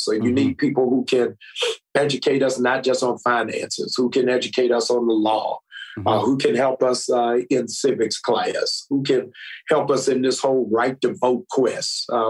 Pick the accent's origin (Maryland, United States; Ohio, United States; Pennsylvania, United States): Maryland, United States; Baltimore; also born or lived in Boston / Monrovia, Liberia; I am originally from Boston, Massachusetts. I was raised in Baltimore, Maryland.